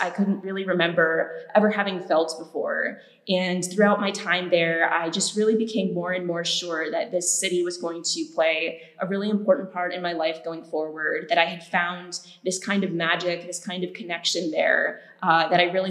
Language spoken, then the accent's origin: English; Midwest, United States; moved away as an adult; now in Florence, Italy; So I was growing up in the Midwest